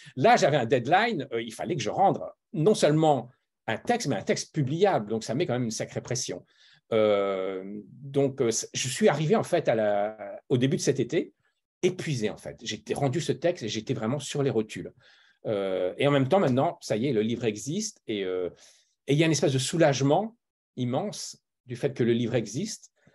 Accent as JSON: {"language": "French", "country": "France", "tie": "born or raised there", "moved": "as an adult", "lives_now": "Los Angeles, United States", "said": "je suis français de naissance et, euh, et d'éducation. J'ai grandi en France, mais j'ai une mère allemande."}